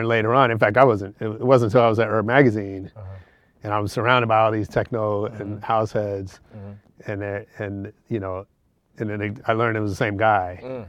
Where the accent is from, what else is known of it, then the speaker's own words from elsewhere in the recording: San Francisco, California, United States; I grew up in San Francisco